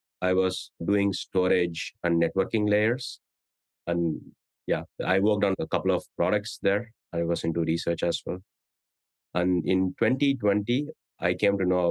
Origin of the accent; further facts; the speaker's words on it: India; moved away as an adult; now in San Francisco Bay Area, United States; I grew up in India